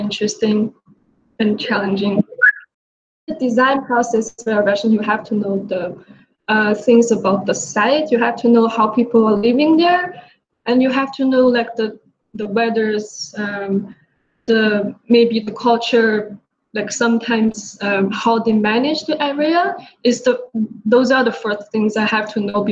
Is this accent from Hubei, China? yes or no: no; Changchun, Jilin, China; moved away as an adult; now in New York, United States; I came from China, from a city called Changchun, and I come to New York for university.